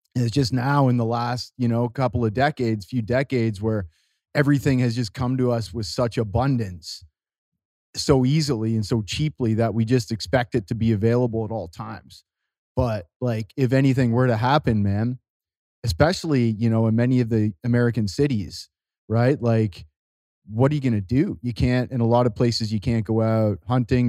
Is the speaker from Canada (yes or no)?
yes; Canada; now in Costa Rica; I'm, uh, I'm a Canadian. I live in Costa Rica